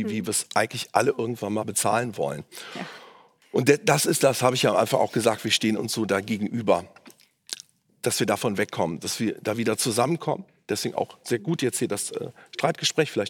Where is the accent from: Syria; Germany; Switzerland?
Germany; Cologne, North Rhine-Westphalia; sind auf äh, meine Heimatstadt Köln umgerechnet 0,09 1 Prozent.